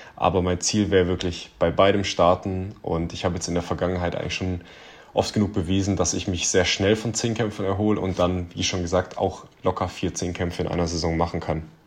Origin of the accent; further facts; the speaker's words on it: Southern Germany, Germany; also born or lived in Ulm; ich komme ja aus Süddeutschland, also ich lebe in Ulm, 100 Kilometer von München entfernt